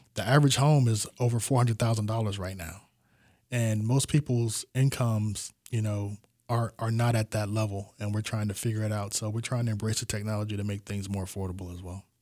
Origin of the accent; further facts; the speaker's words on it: Tampa, Florida, United States; I was born and raised in Tampa